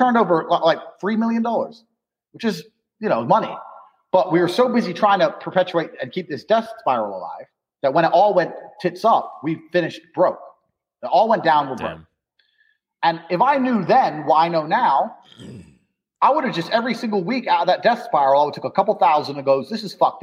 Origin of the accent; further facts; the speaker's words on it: Indiana, United States; moved away as an adult; also born or lived in London; I grew up in Indiana, in Indiana. And I moved to London. It was the same game, so I moved again